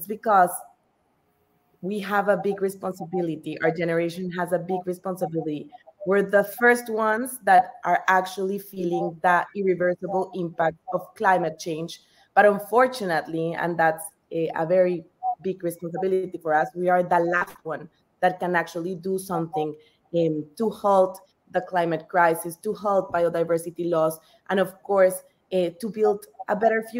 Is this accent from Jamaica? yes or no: no; Colombia; I'm Colombian, so I was born in Colombia, and Colombia is one of the most biodiverse countries in the whole world. So growing up, I was always surrounded by nature.